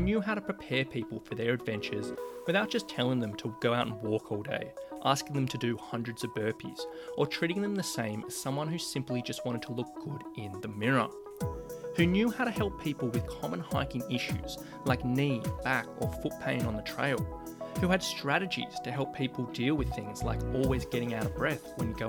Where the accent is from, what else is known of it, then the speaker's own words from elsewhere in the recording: Sydney, New South Wales, Australia; I was helping plenty of people in my hometown of Sydney, Australia